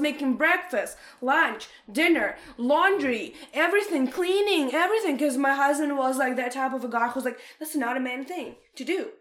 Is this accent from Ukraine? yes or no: yes; Ukraine; English is a second language; moved away as an adult; now in Canada; I'm in Ukraine. I'm in university. I'm like maybe like 17 years old